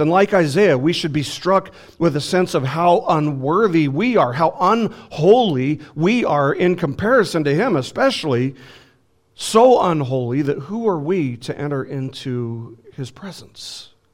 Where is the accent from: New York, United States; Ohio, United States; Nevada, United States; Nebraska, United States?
Nevada, United States; Las Vegas; moved away; I'm from Las Vegas